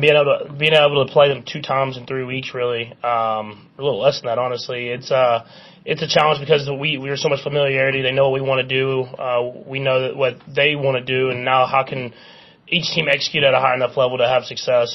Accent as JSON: {"language": "English", "region": "Texas", "country": "United States", "tie": "born or raised there", "moved": "as an adult", "lives_now": "Kansas City, United States", "said": "I grew up in Texas"}